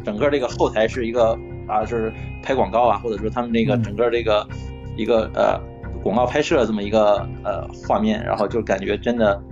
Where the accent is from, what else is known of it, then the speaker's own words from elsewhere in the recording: Dandong, Liaoning, China; 我的家乡其实是在这个丹东啊